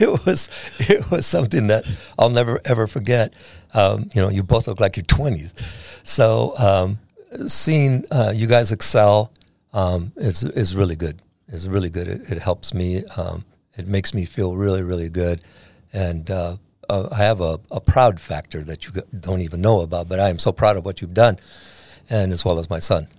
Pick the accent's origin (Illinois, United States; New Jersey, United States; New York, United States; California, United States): California, United States; San Diego; I was born and raised in San Diego, so I, I know a lot of people in this town